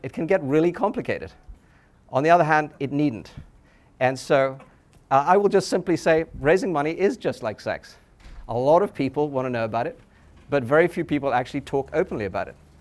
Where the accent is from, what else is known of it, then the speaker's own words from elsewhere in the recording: England, United Kingdom; moved away; I grew up in England